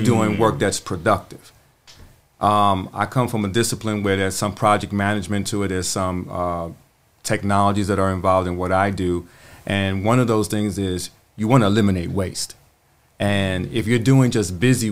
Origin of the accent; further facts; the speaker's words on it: New York City, New York, United States; moved away as an adult; now in Charlotte, United States; I'm a simple dude from the Bronx. Born and raised in New York City, been living in Charlotte now for about 21 years